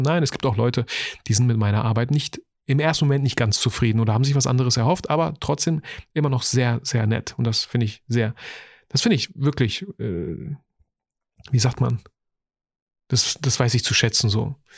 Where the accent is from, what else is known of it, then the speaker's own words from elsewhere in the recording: Bielefeld, North Rhine-Westphalia, Germany; Bei uns in Bielefeld